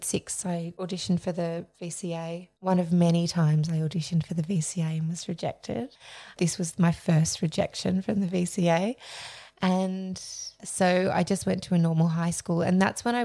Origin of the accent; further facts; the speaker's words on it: Melbourne, Victoria, Australia; I was born in Melbourne. I grew up in Mount Waverley.